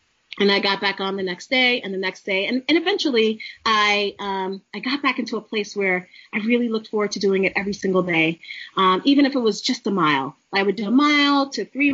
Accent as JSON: {"language": "English", "town": "New York City", "region": "New York", "country": "United States", "also_born_or_lived": "Maryland", "moved": "as an adult", "said": "I'm a girl from the city. I'm from Brooklyn, New York"}